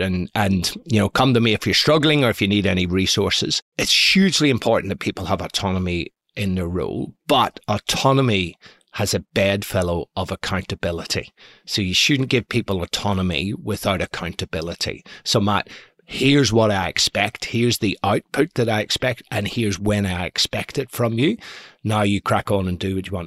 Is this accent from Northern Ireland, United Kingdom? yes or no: yes; Belfast, Northern Ireland, United Kingdom; I was brought up in Belfast in the nineteen seventies